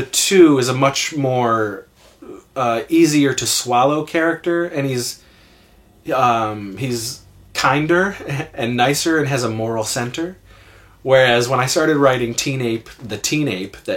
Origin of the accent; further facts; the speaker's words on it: Wellsville, United States; we did this thing in Wellsville, in my hometown